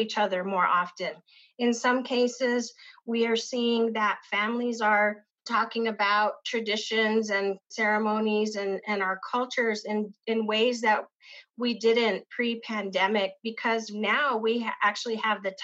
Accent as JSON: {"language": "English", "town": "Isleta", "region": "New Mexico", "country": "United States", "tie": "born or raised there", "said": "I grew up in the Pueblo of Isleta"}